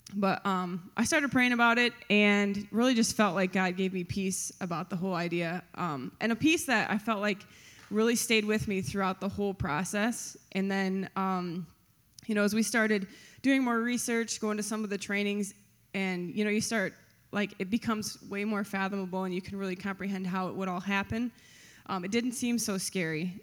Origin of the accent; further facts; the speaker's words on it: Grand Rapids, Michigan, United States; I grew up in the Grand Rapids area